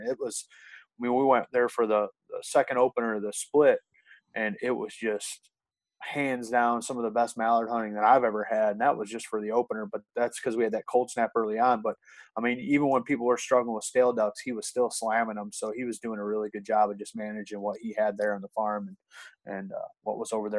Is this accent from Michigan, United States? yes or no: yes; Sturgis, Michigan, United States; Sturgis, Michigan. So right there at the bottom of the mitten and right along I-80. So just a small town of 12 to 15,000 people. And that's where I grew up